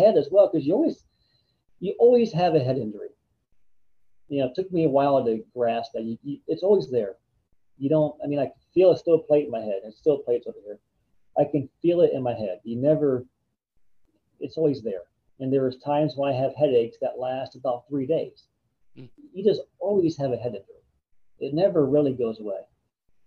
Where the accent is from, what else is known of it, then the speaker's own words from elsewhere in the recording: Ohio, United States; I grew up in Ohio, which had Cedar Point